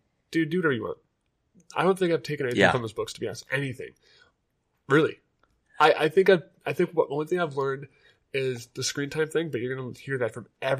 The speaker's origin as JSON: {"language": "English", "town": "Wapakoneta", "region": "Ohio", "country": "United States"}